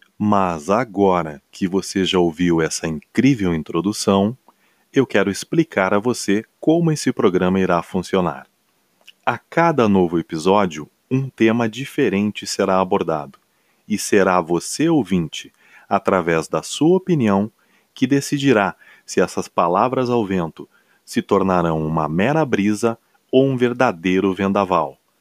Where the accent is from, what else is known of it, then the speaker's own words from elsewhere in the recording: Porto Alegre, Rio Grande do Sul, Brazil; eu sou gaúcho, natural de Porto Alegre